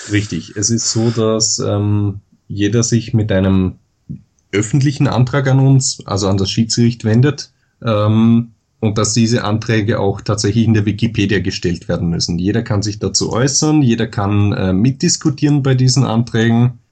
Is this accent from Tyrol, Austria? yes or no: no; Dornbirn, Vorarlberg, Austria; moved away as an adult; now in Vienna, Austria; bin, wie man vielleicht an der Stimme hört, Österreicher. Hm. Ähm, ich komme aus Dornbirn, das ist ganz im Westen Österreichs, im Bundesland Vorarlberg gelegen, studiere aber momentan in Wien